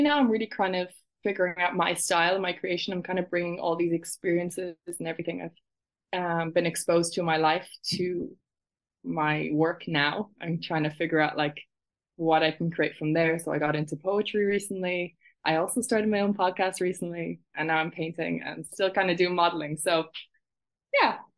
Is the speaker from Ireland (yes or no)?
yes; Ireland; moved away as an adult; also born or lived in London; now in Barcelona, Spain; I'm from Ireland, and I was born in London and then moved to Ireland when I was about 4 years old. So I've been raised in Ireland